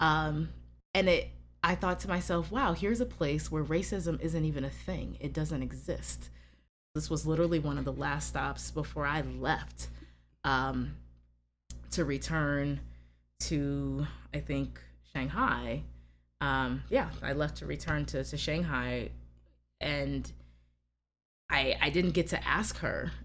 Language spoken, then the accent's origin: English; United States; I'm from America